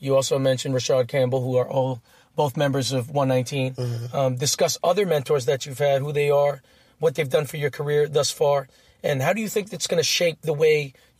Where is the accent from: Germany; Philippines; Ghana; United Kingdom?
Philippines; I'm Filipino.